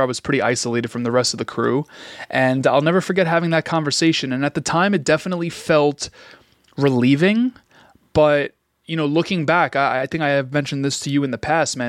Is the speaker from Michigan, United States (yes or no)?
no; New York City, New York, United States; growing up in Queens